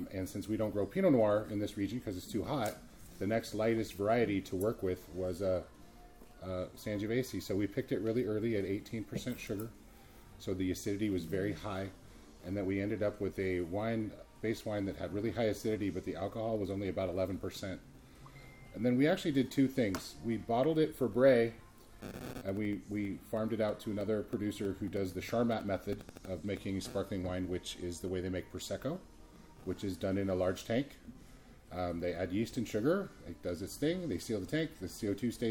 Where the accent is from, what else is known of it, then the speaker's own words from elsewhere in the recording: Santa Barbara, California, United States; moved away as an adult; now in Plymouth, United States; Santa Barbara, which is where I grew up